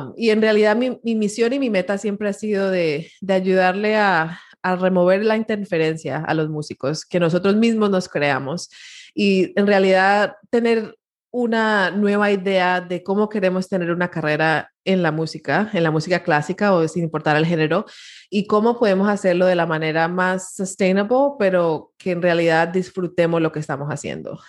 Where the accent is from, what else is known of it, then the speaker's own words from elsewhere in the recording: Miami, Florida, United States; mi historia empieza en, en Miami, Florida. Eh, soy primera generación latina, mis papás son colombianos eh, y se mudaron a Miami